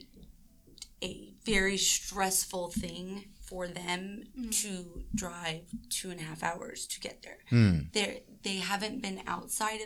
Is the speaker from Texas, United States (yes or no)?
no; Sandusky, Ohio, United States; moved away; I'm originally from Sandusky, Ohio